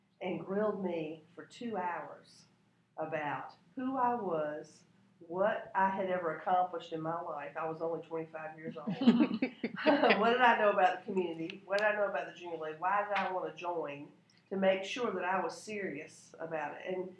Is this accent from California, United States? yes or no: no; Augusta, Georgia, United States; moved away as an adult; now in Louisville, United States; I grew up in Augusta, Georgia, and the league was a prominent organization in that town